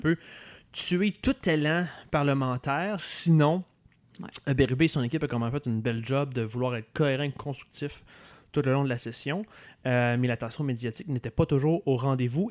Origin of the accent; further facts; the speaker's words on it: Quebec City, Quebec, Canada; moved away as an adult; now in Montreal, Canada; je viens de Québec